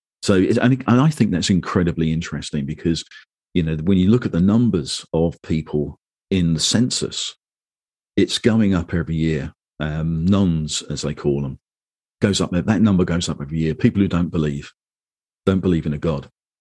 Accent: London, United Kingdom; I was born in London into the Church of England

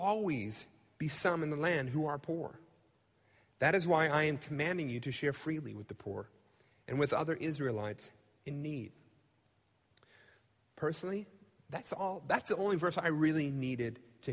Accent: United States; I've grown up in the United States. I love being an American

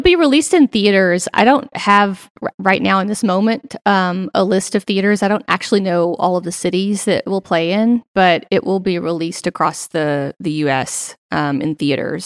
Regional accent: Central Arkansas, United States; also born or lived in Bentonville, Arkansas; originally born and raised in Central Arkansas

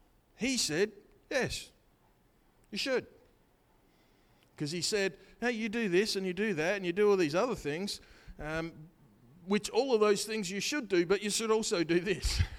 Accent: Australia; I'm an Aussie

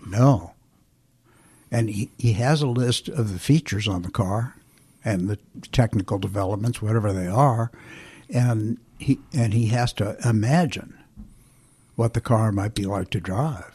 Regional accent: Flint, Michigan, United States; moved away; also born or lived in Indianapolis, Indiana / California; I was born in Flint, Michigan

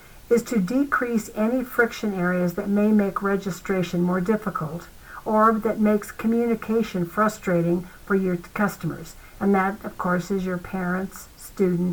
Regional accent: Arizona, United States; my home state of Arizona

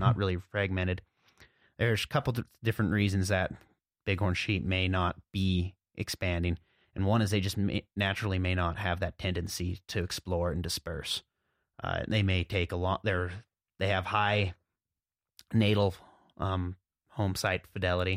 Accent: Jackson, Montana, United States; I grew up here in Montana in the southwest corner, a little town called Jackson

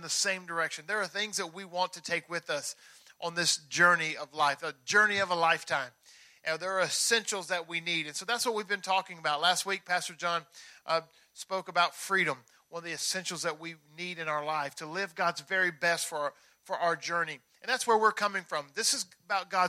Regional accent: Tennessee, United States; I'm from Tennessee

